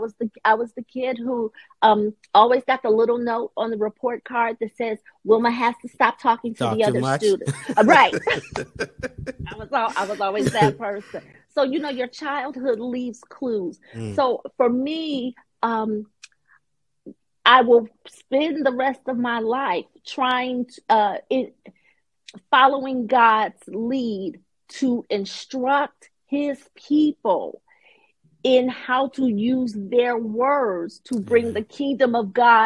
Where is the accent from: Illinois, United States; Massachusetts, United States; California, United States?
Illinois, United States; Chicago; moved away; I'm originally from Chicago. Grew up there.